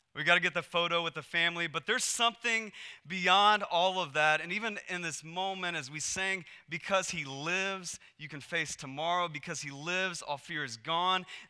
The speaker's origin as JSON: {"language": "English", "region": "Texas", "country": "United States", "tie": "born or raised there", "also_born_or_lived": "Portland, Oregon", "moved": "as an adult", "said": "we moved from Texas to Portland, Oregon, and we had grown up in Texas our whole lives"}